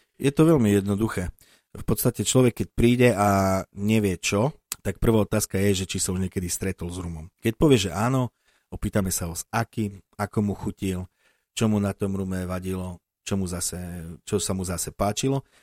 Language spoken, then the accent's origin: Slovak; Slovakia; som Slovák, pochádzajúci od Tatier